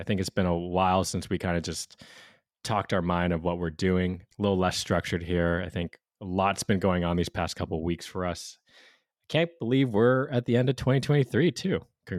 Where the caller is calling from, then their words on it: Hawaii, United States; I'm calling from Hawaii, man. It's like solid 24, 25 Celsius, 74, 75 Fahrenheit.